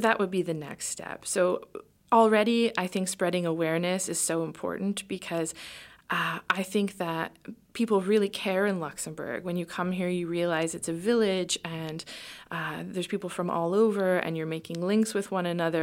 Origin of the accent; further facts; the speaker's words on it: Canada; moved away; we're a Canadian family